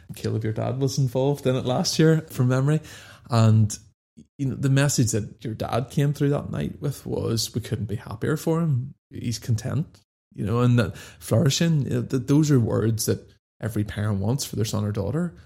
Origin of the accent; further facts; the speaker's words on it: Dundonald, Northern Ireland, United Kingdom; I grew up just outside Belfast in a place called Dundonald